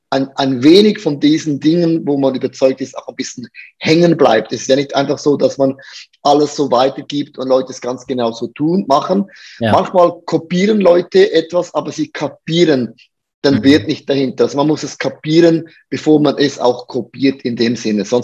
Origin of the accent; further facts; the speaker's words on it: Buchs, St. Gallen, Switzerland; ich bin aufgewachsen in Bux, St. Gallen, das ist in der Nähe von Liechtenstein in dem Sinn.